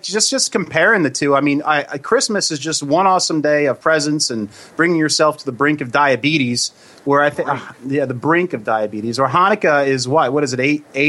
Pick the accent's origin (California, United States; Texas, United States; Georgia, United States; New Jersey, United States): New Jersey, United States; we're from Jersey